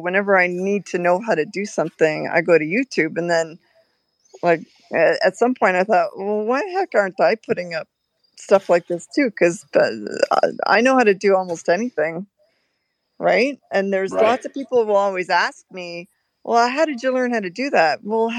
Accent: Canada; moved away; So for us to change, we came from Canada to come here, but we came so that we could have this lifestyle.

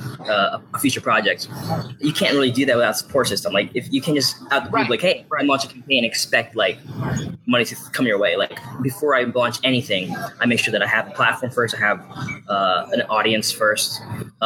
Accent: Virginia Beach, Virginia, United States; also born or lived in Los Angeles; I'm from Virginia Beach, Virginia.

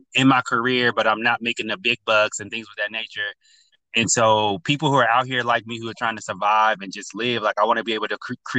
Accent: North Carolina, United States; now in Los Angeles, United States; I'm from North Carolina originally

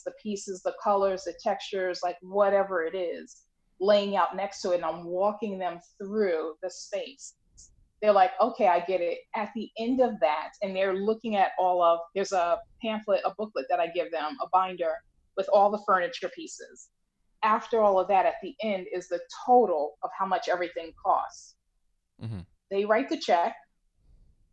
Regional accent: Long Island, New York, United States; now in New Jersey, United States; I'm in New Jersey and I'm initially from Long Island

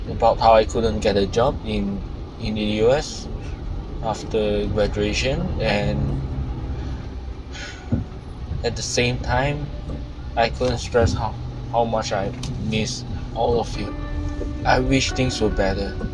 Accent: Malaysia; moved away as an adult; also born or lived in United States; I could just study in my home country. I could just study in Malaysia.

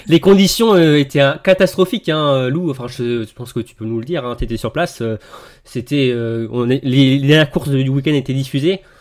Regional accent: Bourgogne-Franche-Comté, France; je suis de Franche-Comté

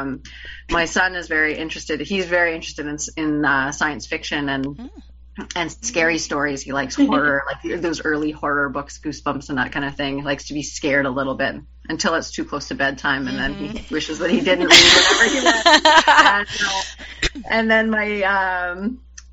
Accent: Canada; I'm Canadian, and for us, Handmaid's Tale is required reading in, I can't remember if it's grade 11 or 12

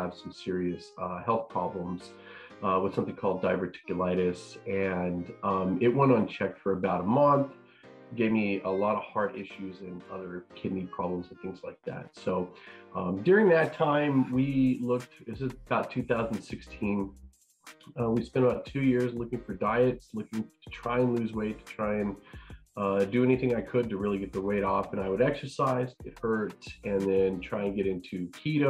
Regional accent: Northern New Mexico, United States; moved away as an adult; now in Texas, United States; growing up, I was an athlete, lived in Northern New Mexico, and went to school here in Texas.

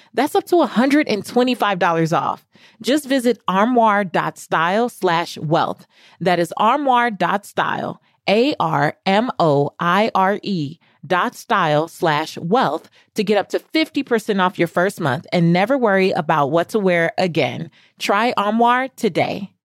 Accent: Los Angeles, California, United States; I remember growing up in South Central Los Angeles in not the best neighborhood.

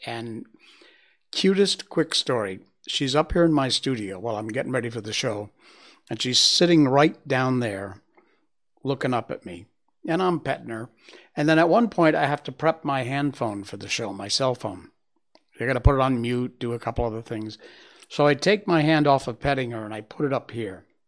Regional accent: Connecticut, United States; my home state of Connecticut.

